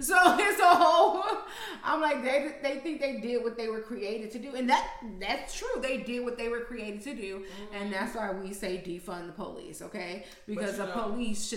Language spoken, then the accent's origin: English; Chicago, Illinois, United States; I'm from the South Side of Chicago